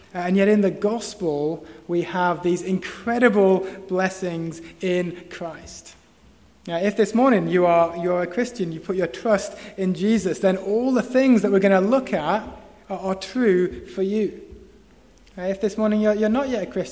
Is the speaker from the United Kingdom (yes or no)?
yes; Preston, North West England, United Kingdom; moved away; me in my hometown